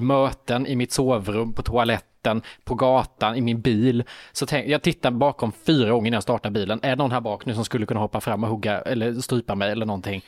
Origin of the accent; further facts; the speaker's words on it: Värnamo, Jönköping County, Sweden; moved away; Nu var jag i Värnamo i min hemstad